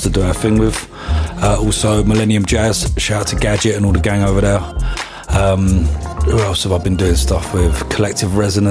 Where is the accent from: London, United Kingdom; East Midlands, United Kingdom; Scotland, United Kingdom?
London, United Kingdom; I'm from London